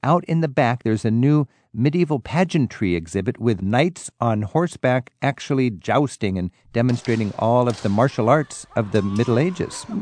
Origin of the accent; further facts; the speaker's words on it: United States; as an American tourist in the Loire